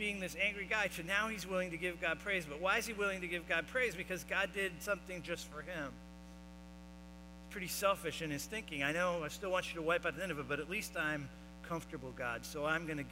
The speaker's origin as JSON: {"language": "English", "region": "Florida", "country": "United States", "tie": "born or raised there", "said": "I grew up in Florida"}